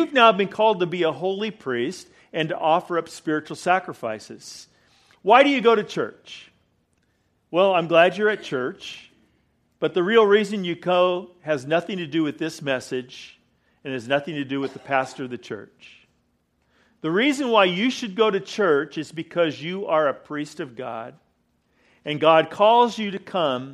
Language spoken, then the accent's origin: English; California, United States; now in Weatherford, United States; I'm from California